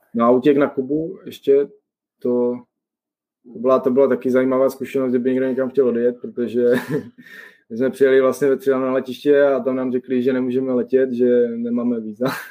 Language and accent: Czech; Czechia; moved away as an adult; now in Toronto, Canada; my jediní prostě Češi, že s českým pasem